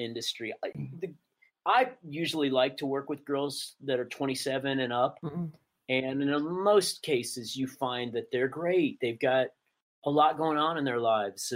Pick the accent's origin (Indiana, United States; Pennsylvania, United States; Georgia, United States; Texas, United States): Texas, United States; Dallas; I grew up in Dallas